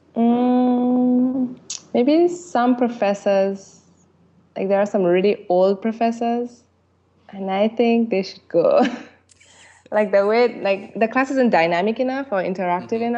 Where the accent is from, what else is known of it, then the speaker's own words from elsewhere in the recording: St. Lucia; English is a second language; also born or lived in France; now in Seoul, South Korea; I grew up in France until I was seven and then moved to another country called St. Lucia, which most of you probably don't know. It's a small island in the Caribbean, so around like Central America. I lived there until until I came to Korea in 2009.